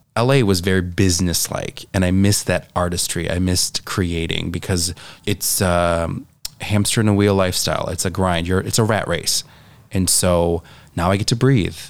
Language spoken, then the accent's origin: English; Janesville, Wisconsin, United States; moved away as an adult; also born or lived in Stevens Point, Wisconsin / Los Angeles, California; now in Door County, United States; I am originally from Janesville, Wisconsin.